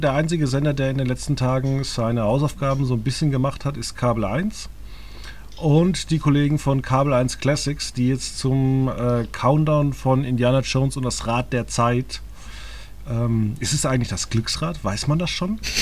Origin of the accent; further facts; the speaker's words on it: Germany; wenn ich in Deutschland lebe und aufgewachsen bin